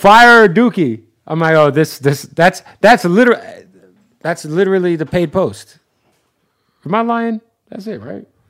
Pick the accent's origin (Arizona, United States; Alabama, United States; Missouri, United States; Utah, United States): Arizona, United States; Phoenix; I'm from Arizona